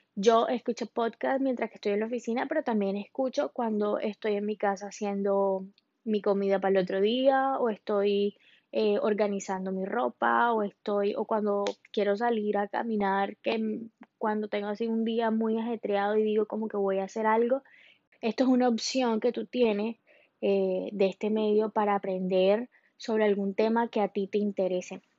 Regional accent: Colombia; now in Miami, United States; yo soy colombiana, en este momento vivo en Miami

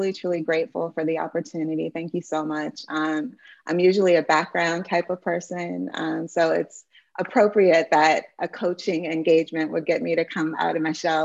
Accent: Denmark, South Carolina, United States; moved away; also born or lived in Massachusetts / Montgomery County, Maryland; our community of Denmark, South Carolina, which is my hometown

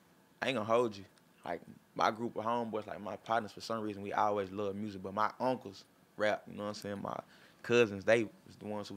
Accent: Whitehouse, Texas, United States; also born or lived in Jacksonville, Texas / Tyler, Texas; now in Dallas, United States; I grew up in White House. I played my sports in White House.

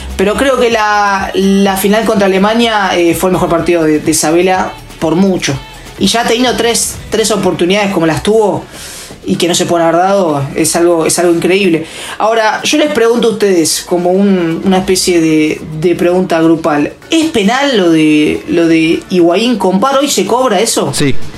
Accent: Argentina; como cualquier argentino normal

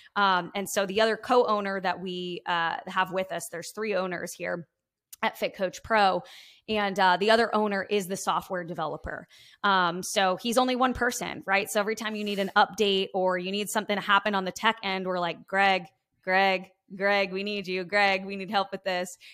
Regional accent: Long Island, New York, United States; I am coming from Long Island, New York, born and raised

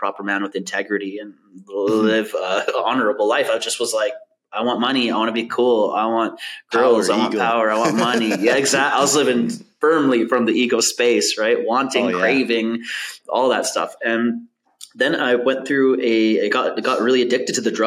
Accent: Vancouver, British Columbia, Canada; I grew up in Vancouver, Canada, in East Van.

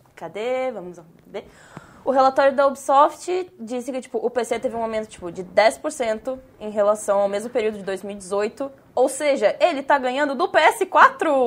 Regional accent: Rio Grande do Sul, Brazil; now in Santa Catarina, Brazil; eu estou em Santa Catarina e eu sou do Rio Grande do Sul

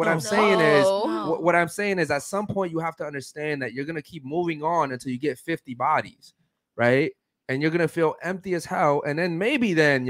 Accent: Baltimore, Maryland, United States; I was raised in Baltimore, Maryland, where there's nothing but violence, drugs, and murder.

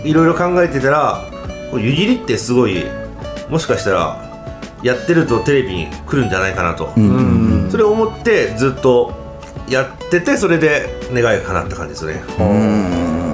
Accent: Kagawa, Japan; moved away as an adult; also born or lived in Yokohama / Chiba; now in Kisarazu, Japan; 僕地元が香川県なんで

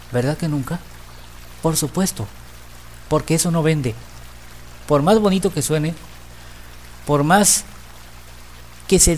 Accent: Mexico; Y nuestra actitud hacia el dinero es una de las cosas en las que como mexicanos y como latinoamericanos tenemos que trabajar mucho

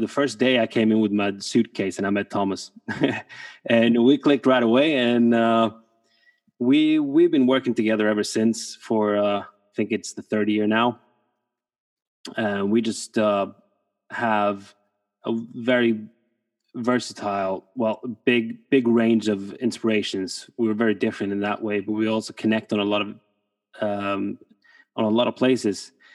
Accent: Norway; moved away; from Norway, producer from Norway

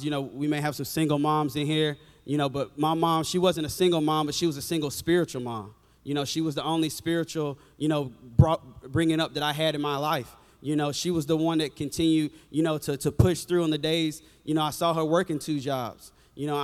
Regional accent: an hour from Tuscaloosa, the South, United States; we're from the South. We kind of don't go to anybody else's church. You kind of just go to your church, you know. So my hometown is only an hour from here

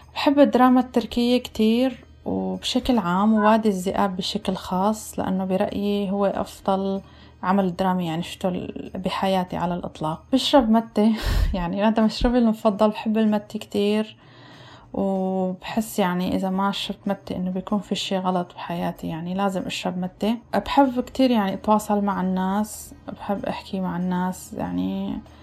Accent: Homs, Homs Governorate, Syria; moved away as an adult; now in Toronto, Canada; أنا مقيمة بكندا عام ثلاث سنين وبالأصل من مدينة حمص آه، درست بكالوريا بسوريا

